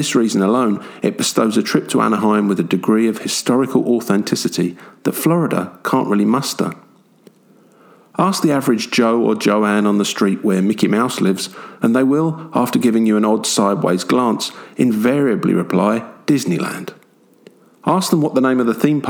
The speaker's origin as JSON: {"language": "English", "region": "London", "country": "United Kingdom", "tie": "born or raised there", "also_born_or_lived": "Chessington", "said": "I may have been born and brought up in London, and now live in a town called Chessington"}